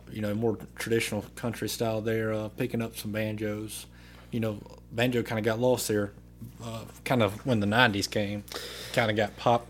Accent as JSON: {"language": "English", "town": "Columbus", "region": "Mississippi", "country": "United States", "tie": "born or raised there", "also_born_or_lived": "Cleveland, Mississippi", "said": "I'm from right here in Columbus, Mississippi. I was born and raised on the river and fished all my life"}